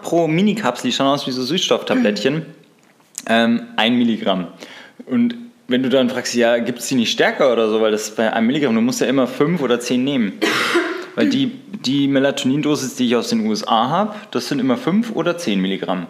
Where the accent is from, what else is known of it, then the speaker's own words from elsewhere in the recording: Bavaria, Germany; Bei uns in Bayern